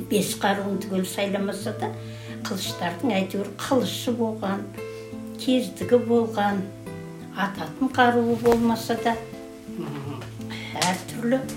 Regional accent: Kylysh village, Tarbagatai foothills, East Kazakhstan Region, Kazakhstan; born or raised there

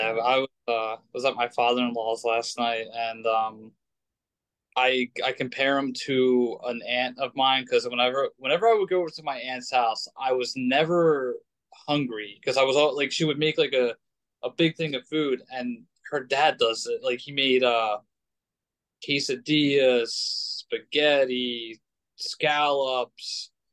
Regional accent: United States; I grew up in America

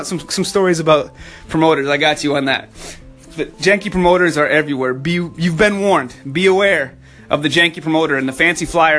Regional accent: New Hampshire, United States; I'm from up north. I'm from New Hampshire

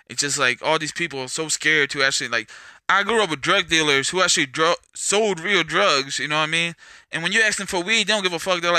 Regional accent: California, United States; I came from California. I came from a lot of places.

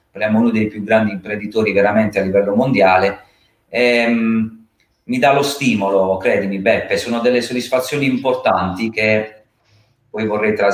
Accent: Carbonara, Apulia, Italy; born there; ha sede nel, eh, nel mio paesino di nascita, perché sono molto legato al mio territorio che è Carbonara.

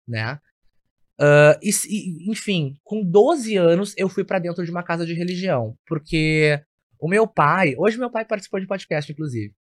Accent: Porto Alegre, Rio Grande do Sul, Brazil; Eu sou natural de Porto Alegre

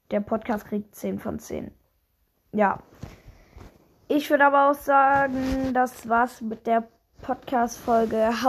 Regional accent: Germany; Moin, ich komme aus Deutschland und habe bis vor kurzem auf Twitch gestreamt.

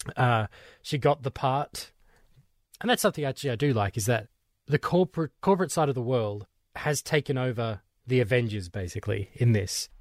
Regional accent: Australia; for my Australian ears

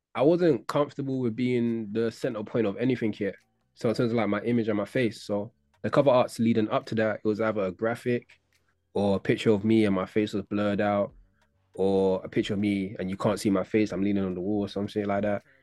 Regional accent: London, United Kingdom; But from East, I was from Hackney

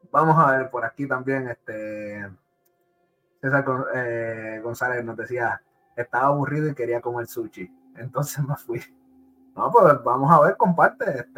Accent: Puerto Rico; pues yo soy de, yo soy de Puerto Rico y es bien común ver transformadores explotando.

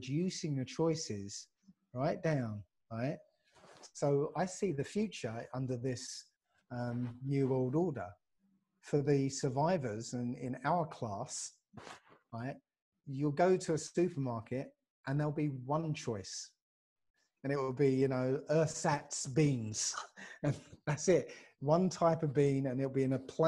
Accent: Basildon, East of England, United Kingdom; from Basildon

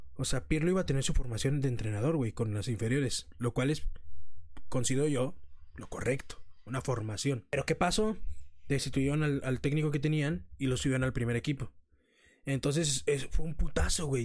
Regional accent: Mexico; somos mexicanos

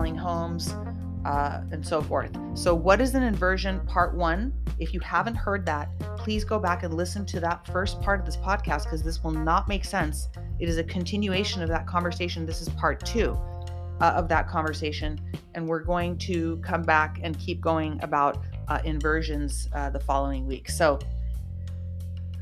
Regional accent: California, United States; we are real people from California natives, both of us

